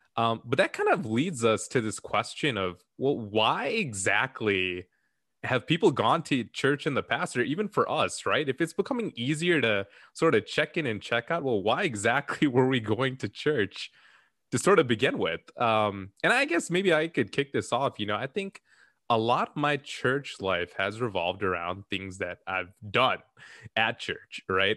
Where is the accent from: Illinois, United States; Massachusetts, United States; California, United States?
Illinois, United States; Chicago; we're all from Chicago